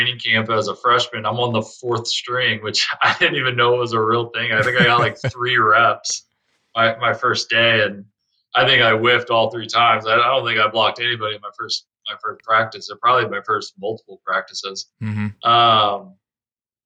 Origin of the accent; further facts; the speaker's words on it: Fort Worth, Texas, United States; moved away as an adult; also born or lived in Miami / Detroit; Born and raised in Fort Worth, Texas